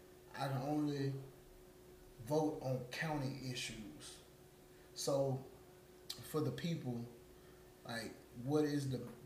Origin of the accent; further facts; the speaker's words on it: Mobile, Alabama, United States; I'm a product of Orange Grove. At a young age, I moved off of Hawes Mill Road, mm-hmm. where my mom still resides to this day.